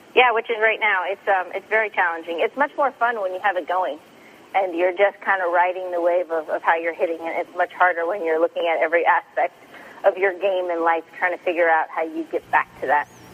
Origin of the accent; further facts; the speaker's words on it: Sacramento, California, United States; my hometown, Sacramento